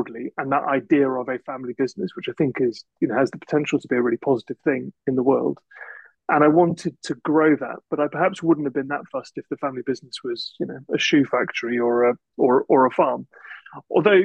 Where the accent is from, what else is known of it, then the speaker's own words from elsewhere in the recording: Shropshire, West Midlands, United Kingdom; I grew up in Shropshire